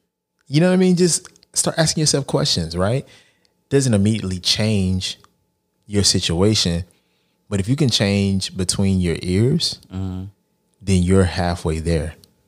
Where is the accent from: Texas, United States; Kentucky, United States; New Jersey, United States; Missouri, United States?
Texas, United States; Lancaster; I may not have grown up in Brownsville, but I grew up in Lancaster, Texas.